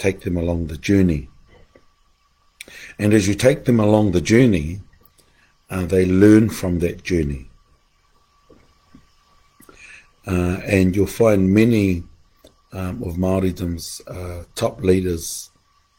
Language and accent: English; Mount Ruapehu, Manawatū-Whanganui, New Zealand; moved away; I've been away at home. At the foot of Mount Ruapehu, in the centre of the universe